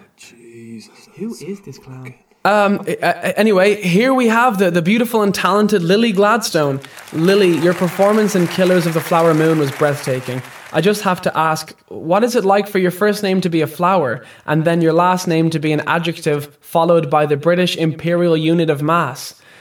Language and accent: English; Ireland; my home country of Ireland